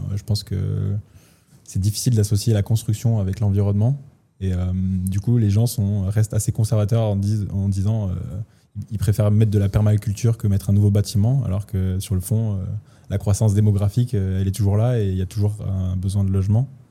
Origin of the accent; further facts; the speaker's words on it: France; now in Switzerland; moi j'ai déjà investi en France, je suis français